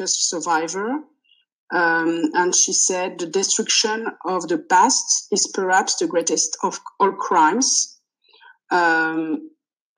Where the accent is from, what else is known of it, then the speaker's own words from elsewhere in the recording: France; first language French; English is a second language; I'm French, so it's my native language, but I started learning English when I was three